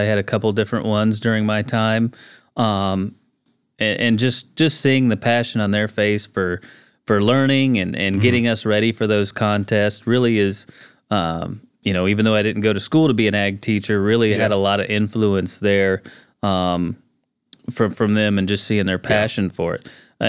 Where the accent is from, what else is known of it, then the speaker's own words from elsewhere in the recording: Buffalo, Missouri, United States; I grew up in Buffalo, north of Springfield. Grew up on a farm my entire life. My dad and brother still farm.